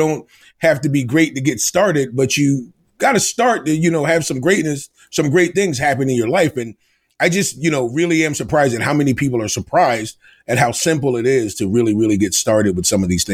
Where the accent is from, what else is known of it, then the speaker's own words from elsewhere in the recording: United States; moved away as an adult; now in Rhode Island, United States; I am originally from Delaware, the Maryland Eastern Shore, and I went to school in Rhode Island, and that's how I ended up in Rhode Island.